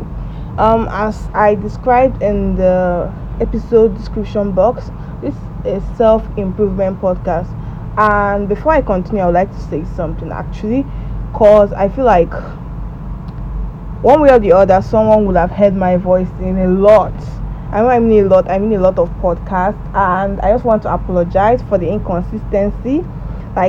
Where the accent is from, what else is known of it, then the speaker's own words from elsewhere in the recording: Nigeria; You guys call it high school, but in Nigeria, I'm a Nigerian, we call it secondary school.